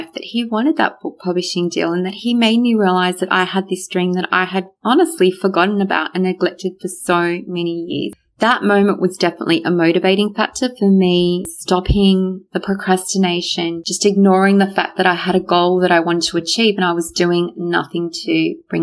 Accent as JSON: {"language": "English", "country": "Australia", "tie": "born or raised there", "second_language": "English", "said": "I actually went to school even not knowing how to speak a word of English, even though I was born here in Australia"}